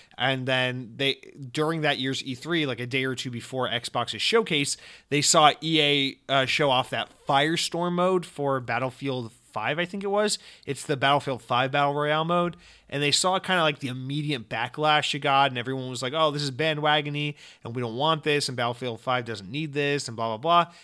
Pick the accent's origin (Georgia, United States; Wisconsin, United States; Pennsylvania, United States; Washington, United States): Georgia, United States; Atlanta; I'm from Atlanta, Georgia